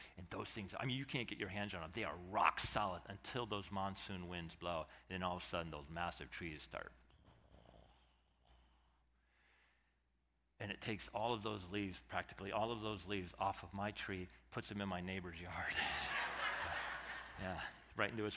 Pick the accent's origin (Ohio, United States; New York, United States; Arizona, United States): Arizona, United States; one of the things I love about growing up in Arizona